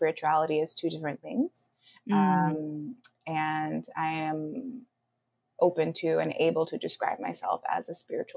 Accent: Los Angeles, California, United States; now in New York City, United States; I'm originally from the Los Angeles area in California, and I live in New York City now

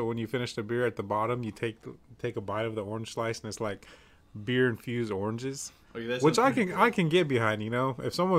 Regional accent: Pine Ridge Indian Reservation, South Dakota, United States; moved away; I am from the Pine Ridge Indian Reservation. It's a pretty awesome place.

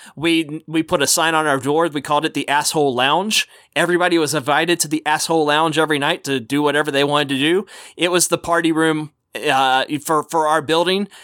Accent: Texas, United States; as a kid growing up in Texas

